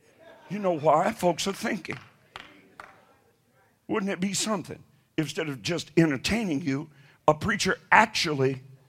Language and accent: English; the South, United States; because I'm from the South, and people in the South, you know, it's the Bible Belt, and we go to church.